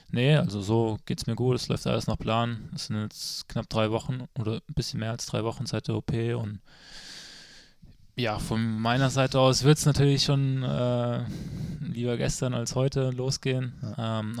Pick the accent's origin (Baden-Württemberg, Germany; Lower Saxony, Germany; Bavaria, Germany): Baden-Württemberg, Germany; Freiburg; und ich als Freiburger habe da natürlich ja schon jede Ecke gesehen.